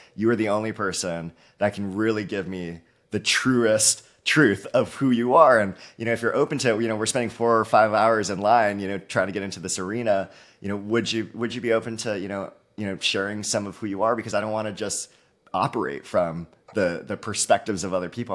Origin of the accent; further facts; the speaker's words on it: Halawa, Oahu, Hawaii, United States; moved away as an adult; now in Bay Area, United States; I'm born and raised in Hawaii, small, uh, community of Haiea in, uh, the island of Oahu.